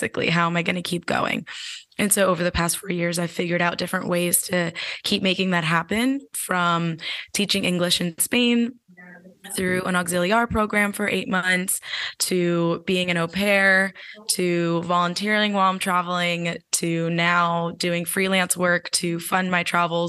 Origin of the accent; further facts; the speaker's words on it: New Jersey, United States; moved away as an adult; I was raised in New Jersey in the States